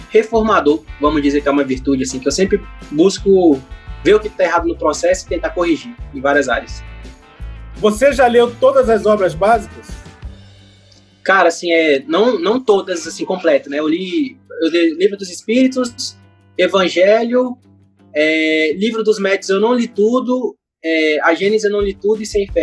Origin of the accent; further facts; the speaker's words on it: Rio de Janeiro, Brazil; Ó, eu sou carioca, então lá no Rio a gente chama de biscoito.